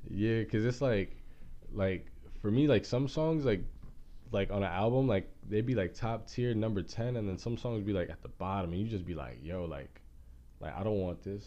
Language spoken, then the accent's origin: English; Junction City, Kansas, United States; moved away; I'm not even from Kansas City. I'm from Junction City, Kansas